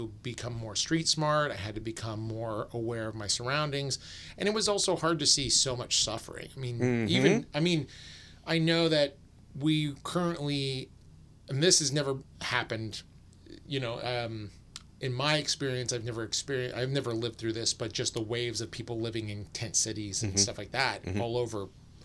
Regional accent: Sacramento, California, United States; moved away as an adult; now in San Francisco, United States; growing up in Sacramento

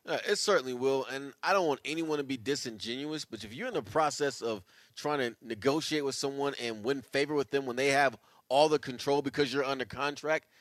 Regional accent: Bay Area, California, United States; us growing up in the Bay Area

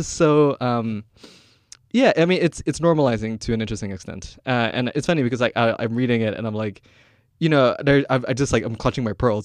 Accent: Kuala Lumpur, Malaysia; moved away as an adult; I'm Malaysian. Like, I'm born and raised in Kuala Lumpur. uh, only moved here in two thousand eight

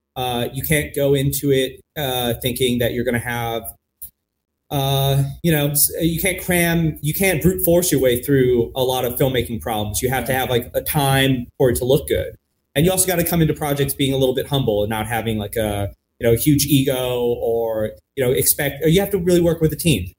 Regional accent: Los Angeles, California, United States; now in Portland, United States; I grew up in Los Angeles, but I didn't have a connection to the film community in LA.

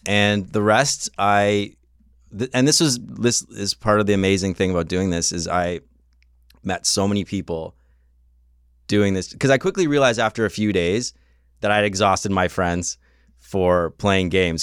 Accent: Canada; I am from Canada land

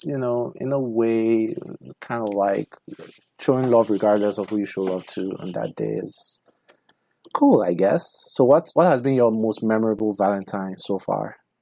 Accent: Nigeria; now in United States; where I come from

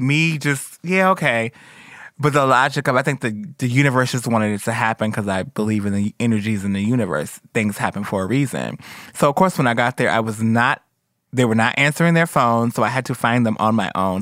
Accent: Detroit, Michigan, United States; moved away; Where I'm from Detroit, where girls is killed all the time

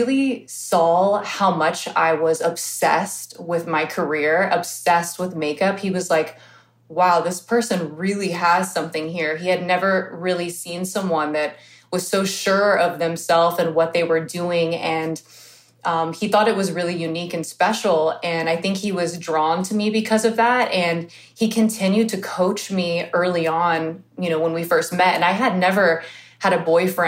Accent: Houston, Texas, United States; there was no makeup schools where I grew up in Houston, Texas

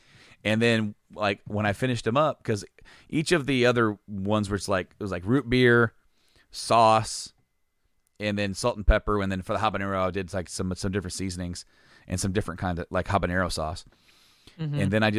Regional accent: Hoopeston, Illinois, United States; The IGA where Nate and I grew up in Hoopston used to have it.

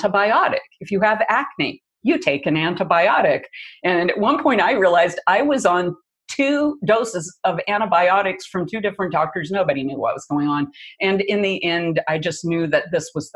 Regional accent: Midwest, United States; moved away; I grew up in the Midwest in the 50s

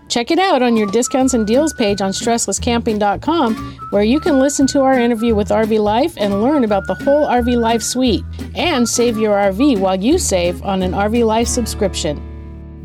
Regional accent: California, United States; moved away as an adult; now in South Dakota, United States; we're from California

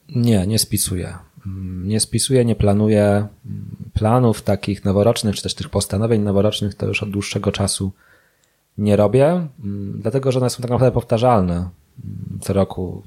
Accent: Łódź, Łódź Voivodeship, Poland; jestem z Łodzi i w Łodzi stacjonuję

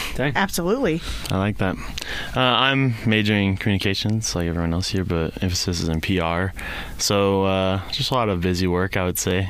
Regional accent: Gilbert, Arizona, United States; now in Rexburg, United States; I'm from Gilbert, uh, so I got to see kind of the two sides of Gilbert. As in, when I grew up

